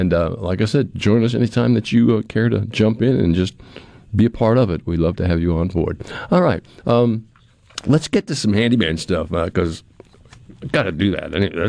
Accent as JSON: {"language": "English", "town": "Pearl", "region": "Mississippi", "country": "United States", "said": "it was a game that Pearl was playing, because I'm from Pearl, and she, of course, is a principal in Pearl"}